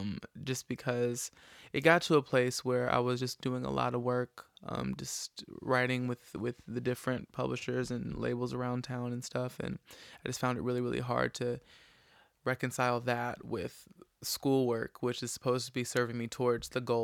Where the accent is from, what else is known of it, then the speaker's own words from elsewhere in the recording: Hoover, Alabama, United States; Like, I'm from Hoover, Alabama, right